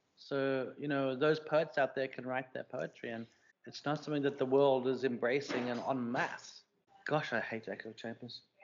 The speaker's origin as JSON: {"language": "English", "country": "South Africa", "tie": "born or raised there", "moved": "yes", "said": "my reaction to being South African"}